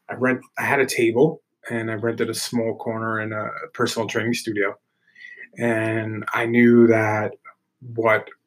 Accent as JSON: {"language": "English", "town": "New York City", "region": "New York", "country": "United States", "tie": "born or raised there", "also_born_or_lived": "Pleasantville, New York", "said": "I grew up in Brooklyn. Um, you know, I always have to represent that because that's where my roots are."}